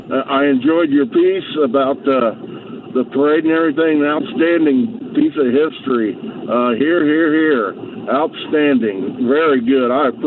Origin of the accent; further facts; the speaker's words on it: Anderson, Indiana, United States; I'm from Anderson